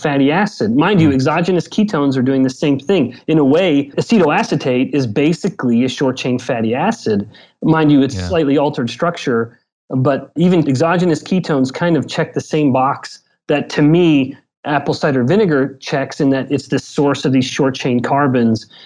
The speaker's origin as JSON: {"language": "English", "region": "Southern Alberta", "country": "Canada", "said": "I'm from Southern Alberta, but same kind of small little town."}